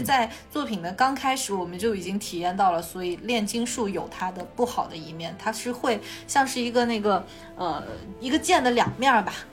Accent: Guangdong / Hong Kong, China; accent: 港广普 (Hong Kong/Guangdong-accented Mandarin); 今天又是一场北京普通话和广东普通话的对决

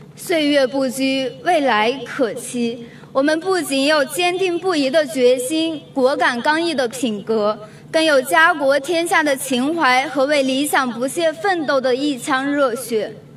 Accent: Zhenyuan, Gansu, China; moved away as an adult; now in Beijing, China; 我来自甘肃镇原，一个黄土高原上的国家级贫困县

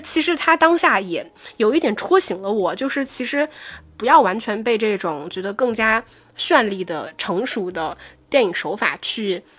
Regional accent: Northeast China, China; 因为我是东北人

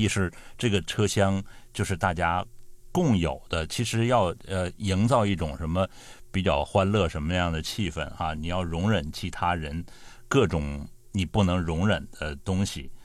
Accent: northern China, China; 我是北方人

